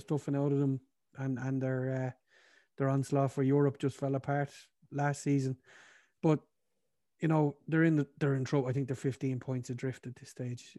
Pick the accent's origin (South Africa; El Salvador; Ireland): Ireland; us being Irish